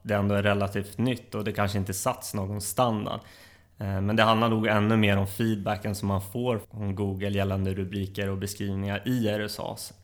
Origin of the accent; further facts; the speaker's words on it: Uppsala, Uppsala County, Sweden; jag är uppväxt i Uppsala, där jag även bor i dagsläget.